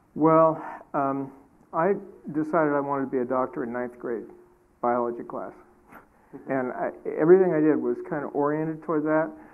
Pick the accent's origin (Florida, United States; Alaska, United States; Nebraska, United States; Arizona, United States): Alaska, United States; I was raised in Alaska on a homestead